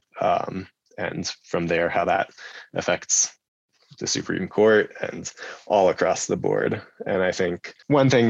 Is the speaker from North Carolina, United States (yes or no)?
yes; North Carolina, United States; my home state in North Carolina